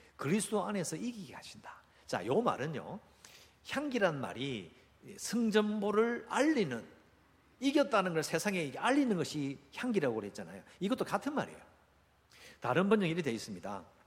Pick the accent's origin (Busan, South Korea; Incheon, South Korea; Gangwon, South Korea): Busan, South Korea; 저도 어릴 때 해운대 바닷가에 살았거든요